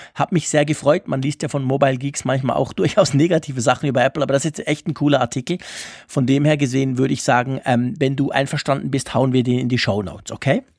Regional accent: Switzerland; bei uns in der Schweiz

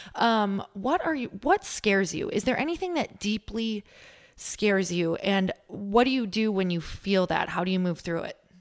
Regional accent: Midwest, United States; I'm from the Midwest

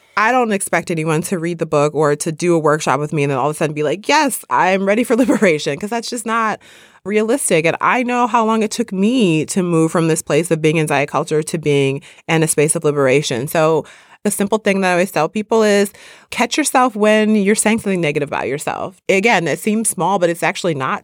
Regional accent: Midwest, United States; I grew up in the Midwest

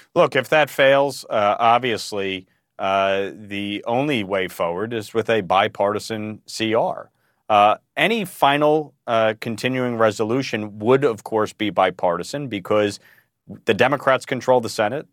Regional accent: New York, United States; my home state of New York

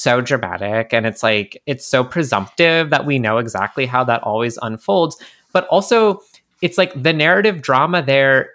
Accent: Canada; I'm Canadian

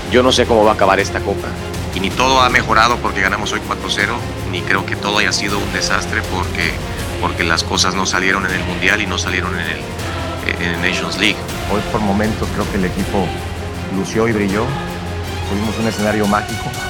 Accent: Mexico; Al final somos mexicanos y es una, es una buena ventaja.

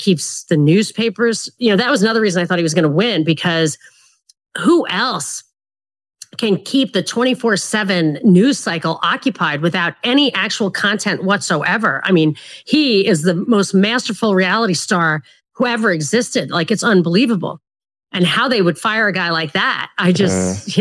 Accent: New York, United States; as a New Yorker

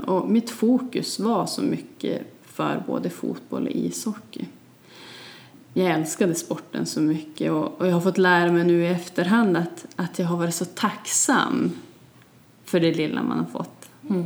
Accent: Vilhelmina, Västerbotten County, Sweden; also born or lived in Holmsund; När vi flyttade från Holmsund till Vilhelmina

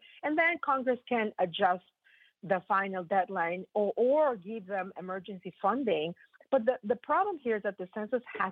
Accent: Mexico; moved away; I'm from Mexico

